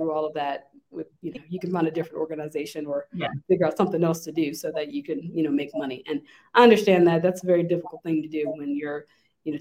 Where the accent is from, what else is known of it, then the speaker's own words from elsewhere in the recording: Lynchburg, Virginia, United States; I'm from Lynchburg originally